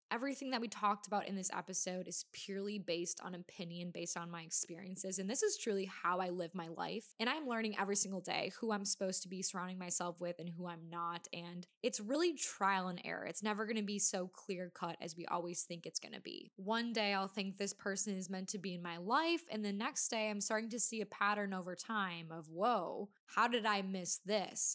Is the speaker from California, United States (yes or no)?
no; Wisconsin, United States; I'm from Wisconsin, so we say rag, not rag